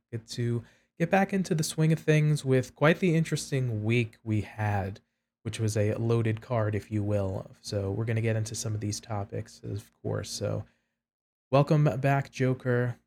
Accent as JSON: {"language": "English", "town": "New York City", "region": "New York", "country": "United States", "tie": "born or raised there", "said": "raised in the Northeast, originally from New York City, New York"}